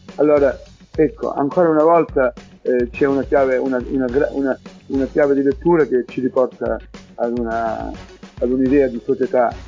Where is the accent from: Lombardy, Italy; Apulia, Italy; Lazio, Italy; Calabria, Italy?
Calabria, Italy; Riace; sono stato in esilio, non potevo tornare al mio paese